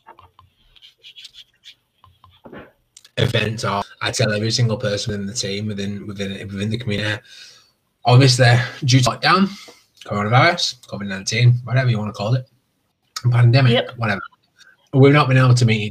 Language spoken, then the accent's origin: English; North West England, United Kingdom; I'm from the United Kingdom. I'm in England. I'm in the northwest.